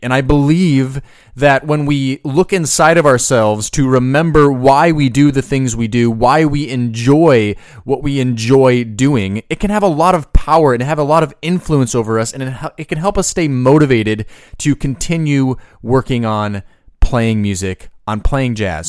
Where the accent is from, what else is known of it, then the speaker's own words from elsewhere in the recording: Boise, Idaho, United States; I grew up in Boise, Idaho